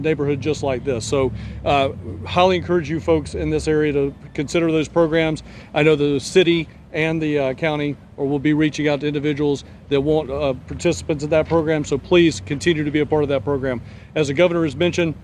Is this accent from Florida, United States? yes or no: yes; St. Augustine, Florida, United States; moved away; my hometown